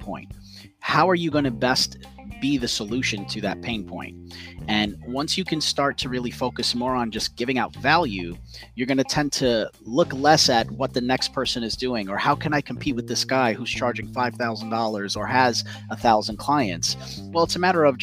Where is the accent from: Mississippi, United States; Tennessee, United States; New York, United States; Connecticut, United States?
New York, United States; New York City; I'm from New York City and I've worked all over Manhattan